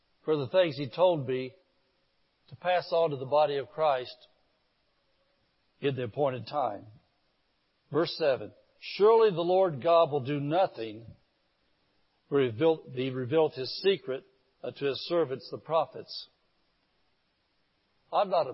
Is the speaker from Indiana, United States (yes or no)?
yes; Indianapolis, Indiana, United States; the area I grew up in Indianapolis was called the Garfield area